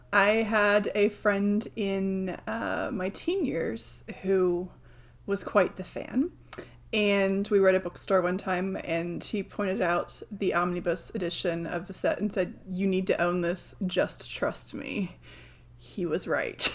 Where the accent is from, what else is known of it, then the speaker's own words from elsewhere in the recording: United Kingdom; I'm British